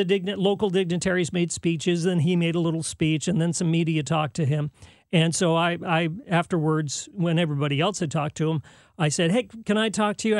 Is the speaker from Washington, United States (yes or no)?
no; San Jose, California, United States; I was doing news in my hometown, San Jose, California, which is Silicon Valley.